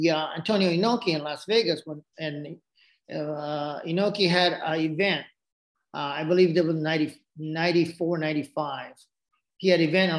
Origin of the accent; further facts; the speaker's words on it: Japan; accent: Japanese; English is a second language; now in United States; my Japanese accent